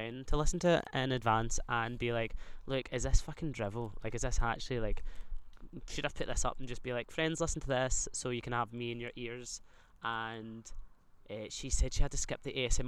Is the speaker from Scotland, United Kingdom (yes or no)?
yes; Scotland, United Kingdom